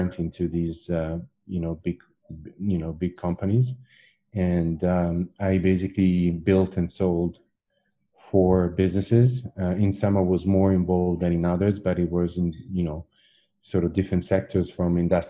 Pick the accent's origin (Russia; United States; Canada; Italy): Italy; first language Italian; English is a second language; originally I'm Italian. That's my mother tongue.